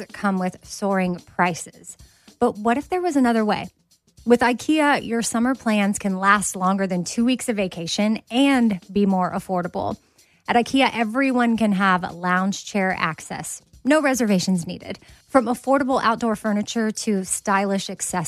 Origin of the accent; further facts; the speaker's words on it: Austin, Texas, United States; the neighborhood where I grew up in Austin, Texas